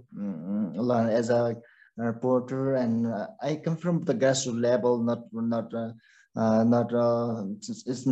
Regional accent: Solukhumbu, Koshi Province, Nepal; first language Sherpa; English is a second language; now in Kathmandu, Nepal; I raised and born in Solkhum district

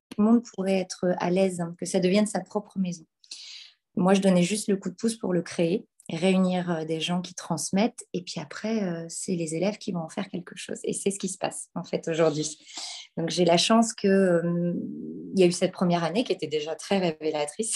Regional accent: Normandy, France; par chez nous, en Normandie

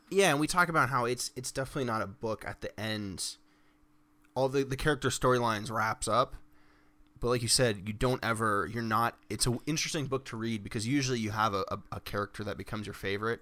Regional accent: United States; Growing up in America

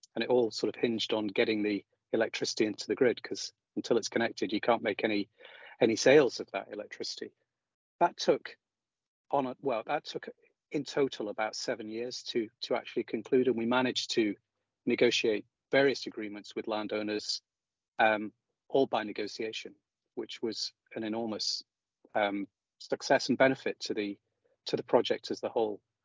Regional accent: High Peak, East Midlands, United Kingdom; moved away as an adult; also born or lived in Aberdeen; now in Scotland, United Kingdom; close to where I grew up in the High Peak

